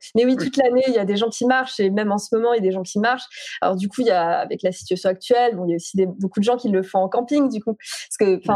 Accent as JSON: {"language": "French", "area": "Alsace", "region": "Grand Est", "country": "France", "tie": "born or raised there", "also_born_or_lived": "Paris", "moved": "yes", "said": "la maison où j'ai grandi en Alsace"}